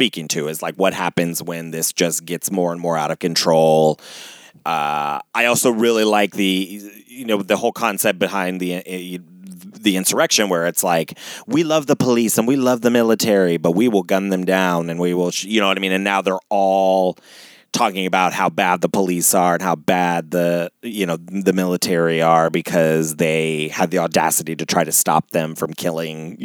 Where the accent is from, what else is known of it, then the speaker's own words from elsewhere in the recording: Ohio, United States; I was born and raised in freaking Ohio.